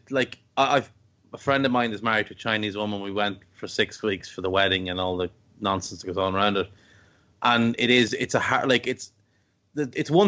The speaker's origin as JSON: {"language": "English", "country": "Ireland", "tie": "born or raised there", "said": "I grew up in Ireland"}